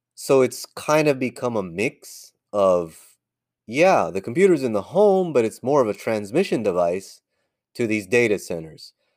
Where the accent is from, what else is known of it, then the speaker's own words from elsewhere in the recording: near Silicon Valley, California, United States; as a little guy growing up near Silicon Valley